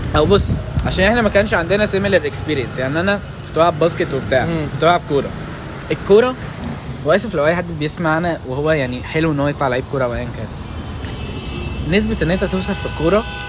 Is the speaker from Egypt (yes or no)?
yes; Egypt; عندنا في مصر